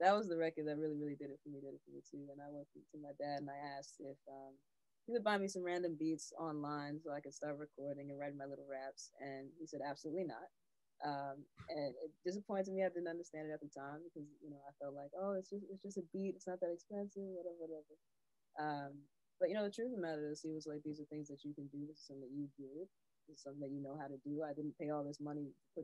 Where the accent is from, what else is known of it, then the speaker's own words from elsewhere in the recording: New York City, New York, United States; also born or lived in Englewood, New Jersey; So I grew up back and forth between Inglewood, New Jersey and Harlem, New York